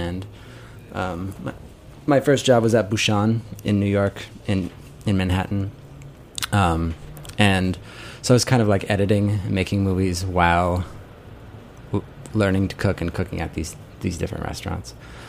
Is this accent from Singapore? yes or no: no; England, United Kingdom; My parents, they found a job in England, so I grew up in England.